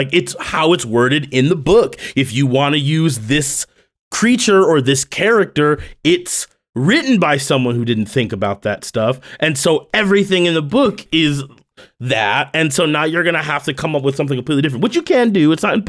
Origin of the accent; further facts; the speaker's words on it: United States; Growing up in America